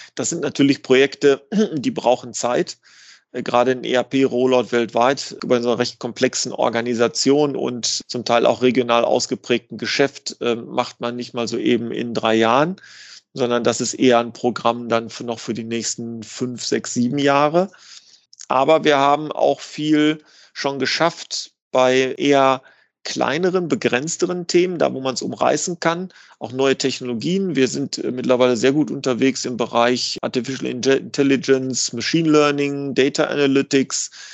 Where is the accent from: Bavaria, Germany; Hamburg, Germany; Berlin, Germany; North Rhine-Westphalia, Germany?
North Rhine-Westphalia, Germany; Dortmund; ich komme aus Dortmund